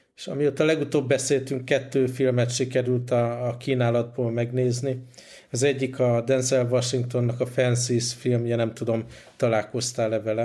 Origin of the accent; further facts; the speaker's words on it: Hungary; moved away